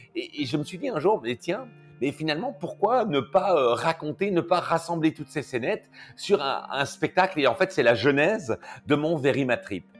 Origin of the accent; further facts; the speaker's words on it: Belgium; accent: Belgian; je suis belge